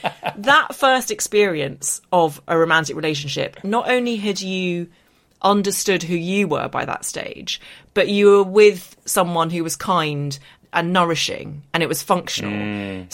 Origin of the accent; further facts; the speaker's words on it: Northern Ireland, United Kingdom; accent: English; I have an English accent. I was growing up in Northern Ireland, went to secondary school in Belfast, didn't fit